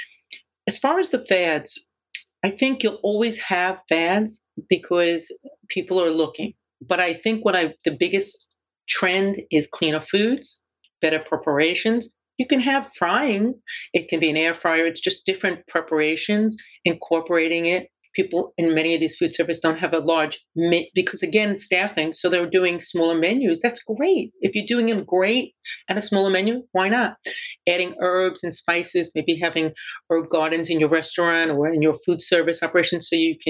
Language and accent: English; New York City, New York, United States; I grew up in Brooklyn